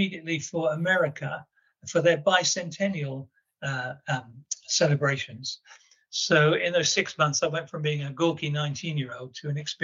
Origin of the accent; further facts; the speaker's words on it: Plymouth, South West England, United Kingdom; moved away; Plymouth's my hometown as well.